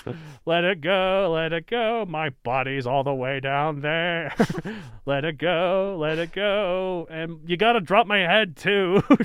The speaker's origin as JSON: {"language": "English", "region": "Texas", "country": "United States", "tie": "born or raised there", "said": "I grew up in Texas"}